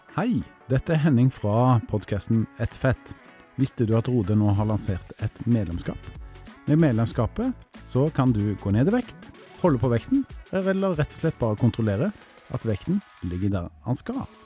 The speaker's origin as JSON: {"language": "Norwegian", "town": "Stavanger", "region": "Rogaland", "country": "Norway", "moved": "yes", "said": "når jeg er hjemme i Stavanger"}